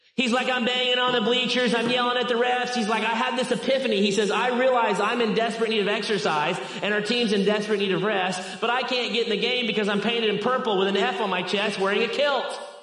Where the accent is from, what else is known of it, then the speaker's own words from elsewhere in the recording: Arkansas, United States; I am from Arkansas